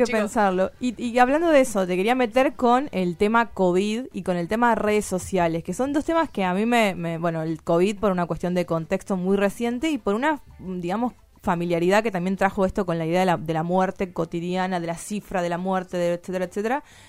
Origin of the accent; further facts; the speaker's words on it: Tucumán, Argentina; yo soy tucumana